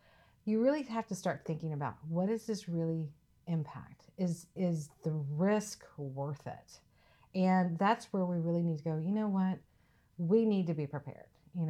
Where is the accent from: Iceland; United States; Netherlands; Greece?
United States; the South; so I'm from the South, I'm from that region.